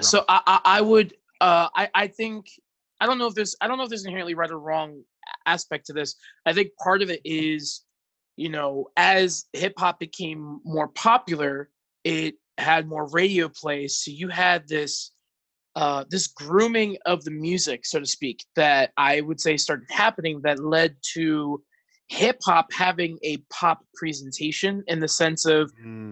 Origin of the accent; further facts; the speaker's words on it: North Bergen, New Jersey, United States; moved away as an adult; now in Central Pennsylvania, United States; originally from North Jersey, uh, was born and raised to Dominican immigrants